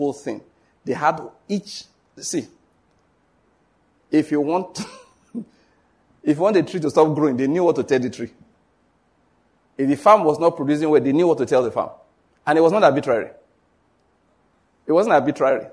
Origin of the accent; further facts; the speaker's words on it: Western Nigeria, Nigeria; I'm from Western Nigeria